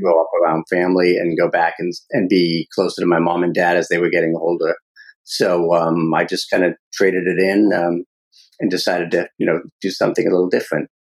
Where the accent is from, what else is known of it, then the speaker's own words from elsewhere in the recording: Medford, Massachusetts, United States; growing up in Medford, Mass, the uh, mob capital of New England